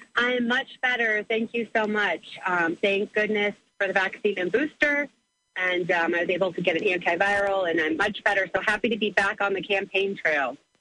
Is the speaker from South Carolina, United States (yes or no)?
no; Granite City, Illinois, United States; I grew up in Granite City.